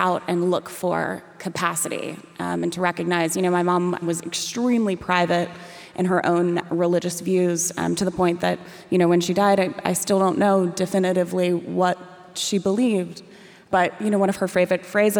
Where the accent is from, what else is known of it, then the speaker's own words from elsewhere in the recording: Raleigh, North Carolina, United States; I grew up in Raleigh, North Carolina